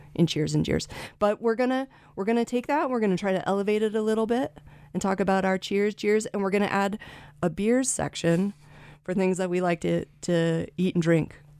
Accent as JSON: {"language": "English", "area": "Canyon County", "region": "Idaho", "country": "United States", "said": "I'm from Canyon County."}